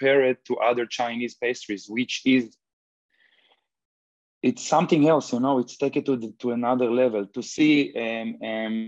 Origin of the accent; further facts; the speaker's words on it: Israel; now in Los Angeles, United States; one guy, chef I grew up with in Israel